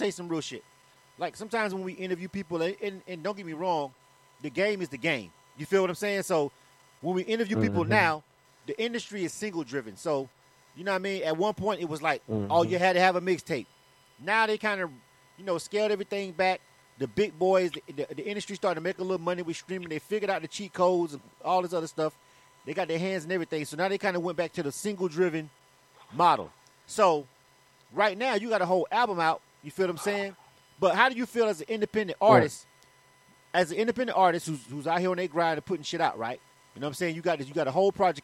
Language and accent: English; Florida, United States; moved away as an adult; now in Atlanta, United States; I'm born and raised in Florida, but I've been in Atlanta for 20-something years